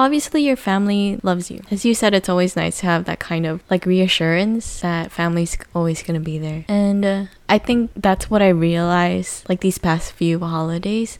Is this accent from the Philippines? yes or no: yes; Philippines; growing up in the Philippines